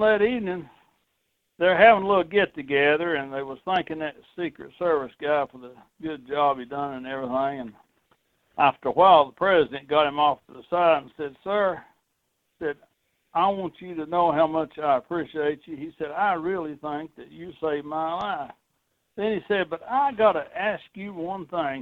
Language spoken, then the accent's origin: English; Tennessee, United States; my home state of Tennessee